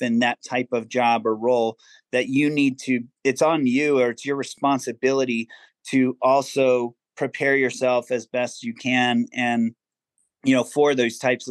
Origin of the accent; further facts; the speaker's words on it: Virginia Beach, Virginia, United States; also born or lived in Massachusetts / Maryland / Ohio / San Diego; I actually grew up in Virginia Beach, Virginia